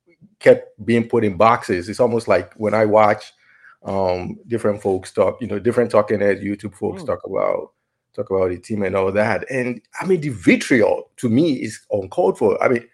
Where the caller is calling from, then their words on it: Valencia, Valencian Community, Spain; From Valencia, Spain.